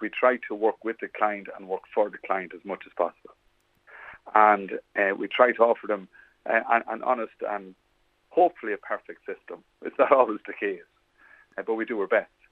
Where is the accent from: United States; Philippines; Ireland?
Ireland; Westmeath, Leinster; I'm born and bred in Westmeath